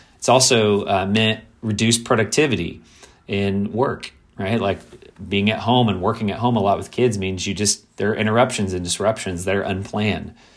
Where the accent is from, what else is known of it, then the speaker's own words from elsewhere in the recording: Kentucky, United States; moved away as an adult; also born or lived in South Florida / Midwest; I grew up in Kentucky